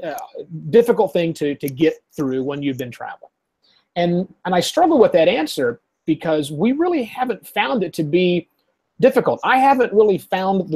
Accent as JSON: {"language": "English", "country": "United States", "moved": "yes", "lives_now": "Bangkok, Thailand", "said": "I'm an American"}